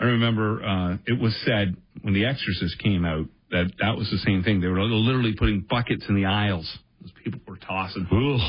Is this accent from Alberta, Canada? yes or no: no; Brampton, Ontario, Canada; also born or lived in Windsor; I had heard growing up in Brampton